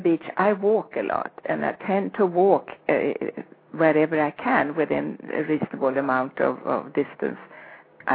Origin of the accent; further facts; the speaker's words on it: Sweden; I grew up in Sweden